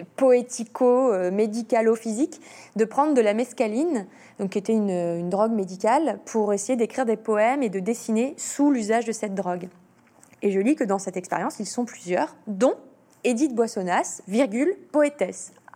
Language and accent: French; Lyon, Auvergne-Rhône-Alpes, France; Je suis lyonnaise